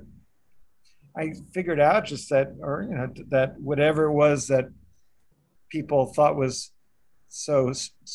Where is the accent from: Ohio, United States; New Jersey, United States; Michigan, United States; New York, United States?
New York, United States; also born or lived in Evanston, Illinois; I'm from New York. Originally, I was born here